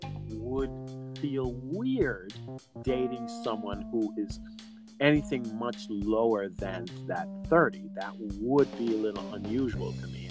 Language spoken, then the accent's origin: English; Jamaica; as a Jamaican